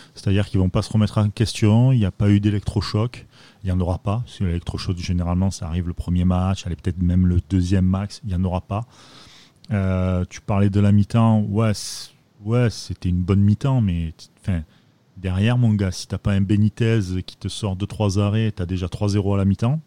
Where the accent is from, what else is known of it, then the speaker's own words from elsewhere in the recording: Marseille, Provence-Alpes-Côte d'Azur, France; je suis Marseillais